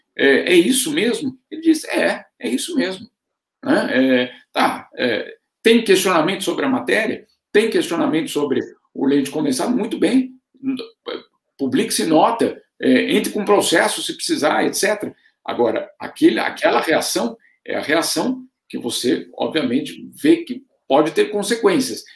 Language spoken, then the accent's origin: Portuguese; Brazil; now in Switzerland